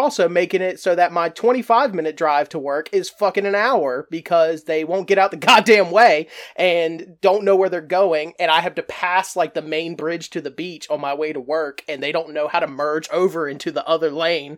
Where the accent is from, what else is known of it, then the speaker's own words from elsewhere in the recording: the South, United States; also born or lived in North Carolina coast; now in North Carolina, United States; growing up in the South